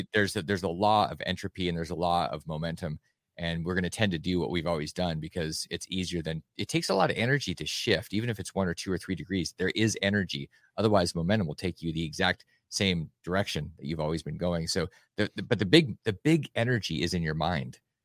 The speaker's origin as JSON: {"language": "English", "region": "Alaska", "country": "United States", "tie": "born or raised there", "said": "I grew up in Alaska"}